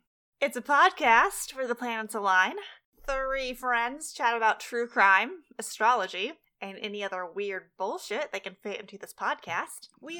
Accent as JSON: {"language": "English", "country": "United States", "said": "as an American, I didn't know very much about him"}